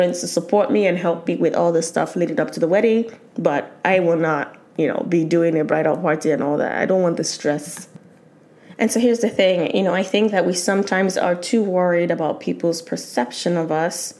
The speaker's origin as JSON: {"language": "English", "country": "Nigeria", "said": "as a Nigerian, I'll still have the traditional wedding"}